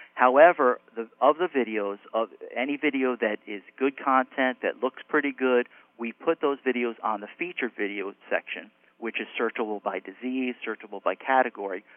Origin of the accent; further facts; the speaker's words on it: United States; moved away as an adult; now in Miami, United States; I grew up in New York, New Jersey area